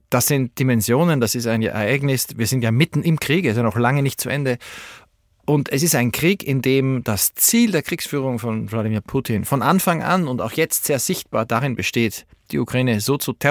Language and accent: German; Salzburg, Austria; now in Berlin, Germany; Ich bin in Salzburg geborener Österreicher, der in Berlin lebt